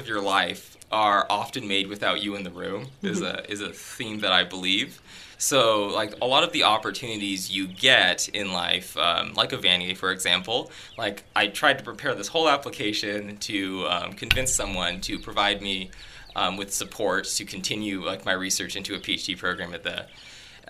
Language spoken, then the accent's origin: English; Tigard, Oregon, United States; moved away as an adult; now in Canada; my high school in Tigard, Oregon